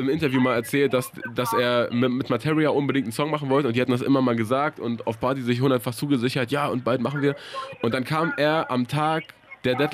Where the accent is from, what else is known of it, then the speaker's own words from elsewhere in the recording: Regensburg, Bavaria, Germany; accent: southern German; Äh, aus Bayern